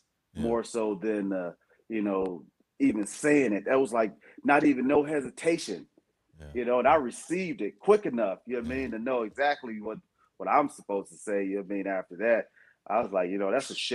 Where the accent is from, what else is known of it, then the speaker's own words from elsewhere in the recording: United States; United States